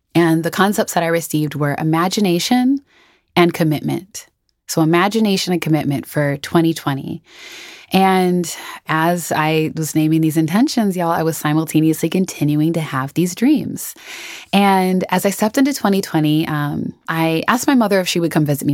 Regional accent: Twin Cities, Minnesota, United States; moved away as an adult; I am from Minnesota. I grew up in the Twin Cities, um, so the Saint Paul, Minneapolis area, from birth to when I, when I left in my early twenties

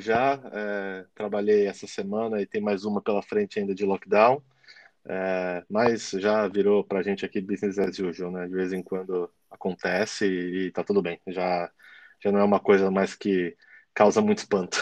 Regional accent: São Paulo, Brazil; moved away as an adult; now in Australia; Eu sou de São Paulo, né? A gente é de São Paulo

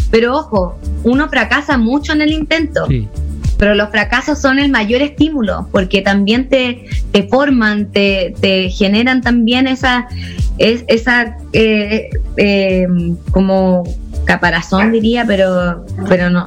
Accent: Puebla, Mexico; vengo de Puebla, vengo sí. De Puebla, sí

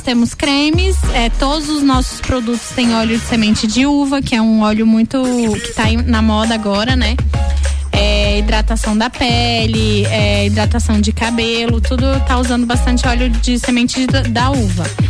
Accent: Brasília, Federal District, Brazil; moved away as an adult; now in Lages, Brazil; eu sou de Brasília, como dizem, né, lá de cima

